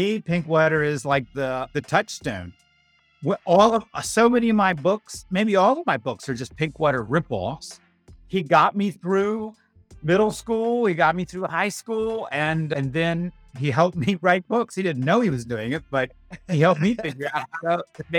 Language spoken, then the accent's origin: English; Bridgewater, Virginia, United States; I grew up in the Shenandoah Valley in Turkey Country